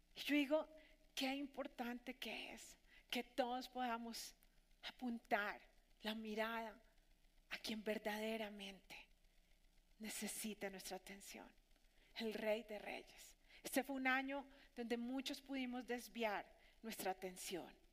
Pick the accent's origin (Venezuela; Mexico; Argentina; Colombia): Colombia; nuestros conciudadanos aquí, en nuestra Colombia